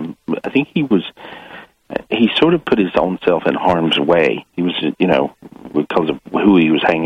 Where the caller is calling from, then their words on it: Florida, United States; I'm calling from Florida.